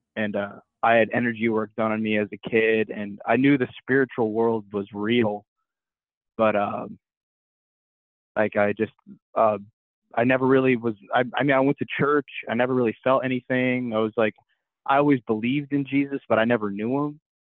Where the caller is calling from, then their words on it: Columbus, Ohio, United States; I'm calling in from Columbus, Ohio